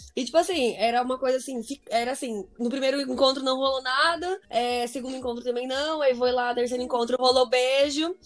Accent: Brazil; now in United States

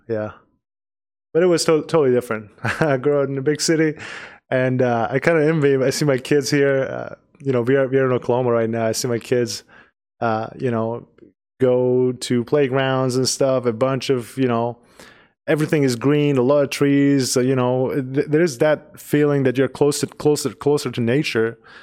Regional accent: Tehran, Tehran Province, Iran; English is a second language; now in United States; I grew up in a big city in, in Tehran, which is the capital of Iran

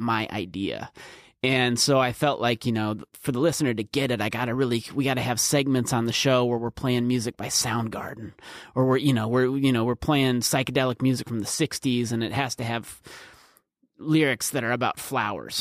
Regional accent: Norway Center, South Dakota, United States; it's in between Canton, Beersford, and Alcester. That's where I grew up

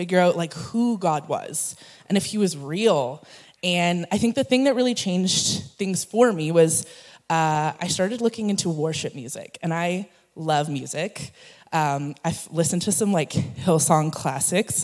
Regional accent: Edmonton, Alberta, Canada; moved away; born and raised in Edmonton

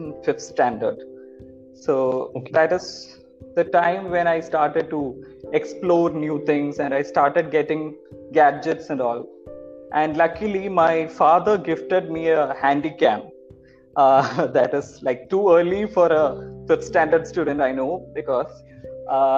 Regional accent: Thrissur district, Kerala, India; moved away as an adult; also born or lived in Pondicherry; now in Chennai, India; I'm from Kerala, Thrissur district of Kerala. I did my schoolings in Kerala

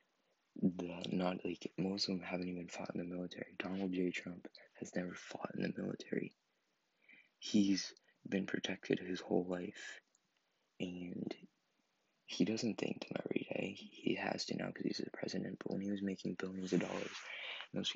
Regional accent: Maine, United States; I was born in Maine, and I still live in Maine.

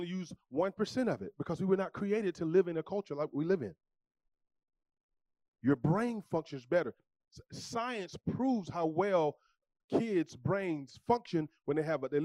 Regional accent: the South, United States; I'm from the South

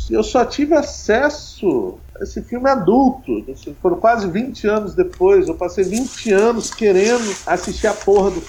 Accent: Brazil; o lugar onde eu nasci

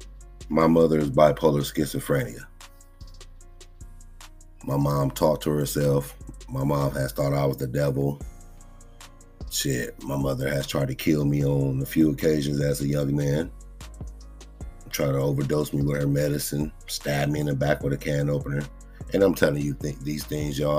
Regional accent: Compton, California, United States; I'm born and raised in Compton, growing up in the hood.

